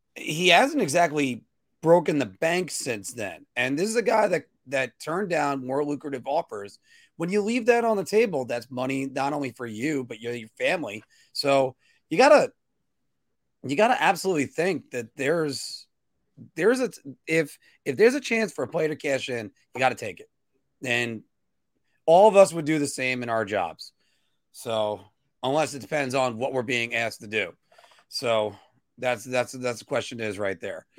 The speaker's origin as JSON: {"language": "English", "country": "United States"}